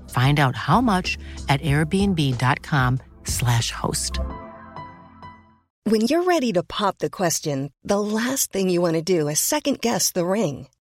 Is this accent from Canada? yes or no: no; France; mais parce qu'on est français.